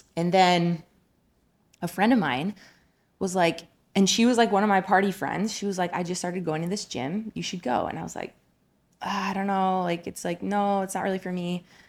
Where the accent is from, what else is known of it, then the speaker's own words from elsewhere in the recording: Colorado, United States; also born or lived in New Jersey; I was born in New Jersey. I have a Jersey girl at heart, but, uh, we moved to Colorado when I was ten years old.